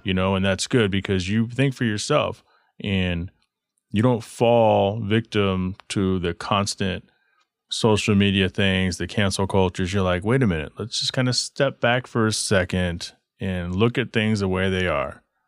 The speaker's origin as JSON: {"language": "English", "region": "Texas", "country": "United States", "tie": "born or raised there", "said": "I remember growing up in Texas, crushing cans for money"}